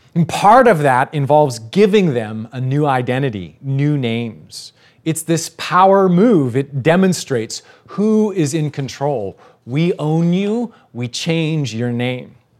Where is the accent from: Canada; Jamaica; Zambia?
Canada; now in Texas, United States; I'm a Canadian citizen